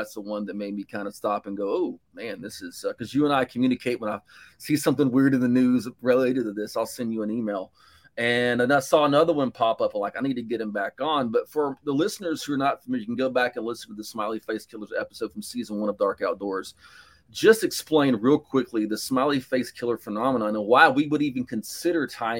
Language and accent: English; Texas, United States; this is something that's hit my home state area.